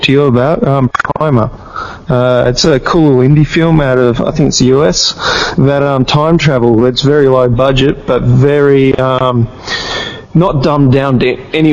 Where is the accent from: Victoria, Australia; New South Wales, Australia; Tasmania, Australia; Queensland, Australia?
Tasmania, Australia; we're an island state below the rest of the mainland of Australia